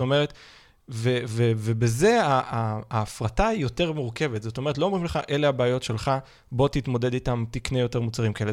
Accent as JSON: {"language": "Hebrew", "country": "Israel", "said": "כולנו כישראל, בטח כישראלים"}